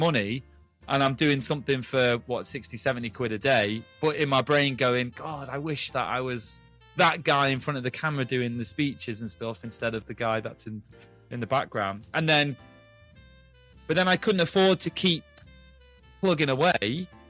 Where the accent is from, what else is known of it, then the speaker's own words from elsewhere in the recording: Ulster, Ireland; now in United Kingdom; I'm from Ireland originally, but I live in the UK now, so you can't really place where my accent's from. But, yeah, I'd love to go back to Donegal.